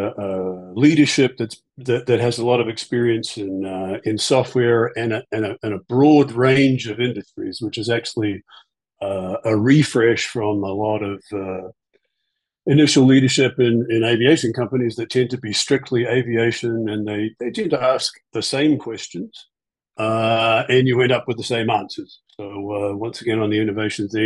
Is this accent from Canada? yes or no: no; New Zealand; now in United States; So I'm from New Zealand